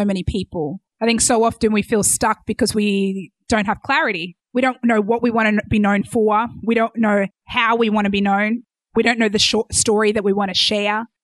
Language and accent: English; Australia; accent: Australian; moved away as an adult; also born or lived in Chicago / Miami Beach; now in United States; I'm from Australia.